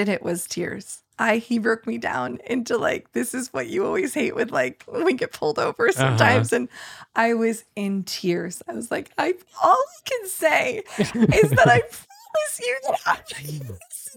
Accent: New York, United States; moved away; also born or lived in Texas; I'm from New York. I was just living in Texas

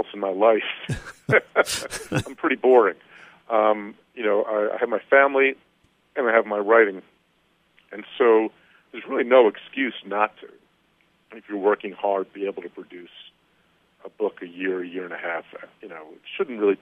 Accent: New Jersey, United States; my home state of New Jersey

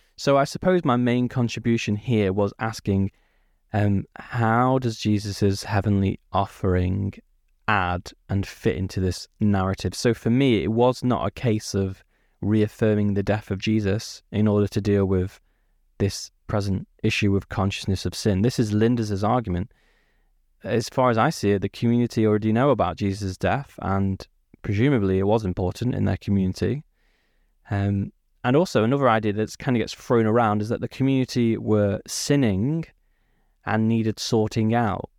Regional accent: United Kingdom; born or raised there

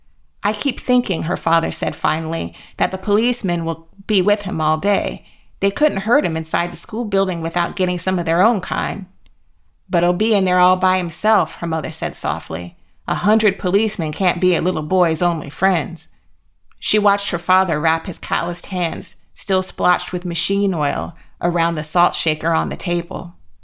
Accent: Jacksonville, Florida, United States; You and I grew up in Jacksonville, where there, you know, my neighborhood school that I was zoned for was Robert E. Lee High.

